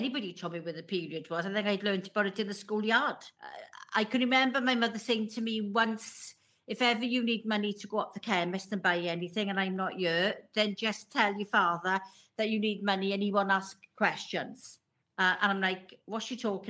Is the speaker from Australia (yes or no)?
no; Welsh, Wales, United Kingdom; being Welsh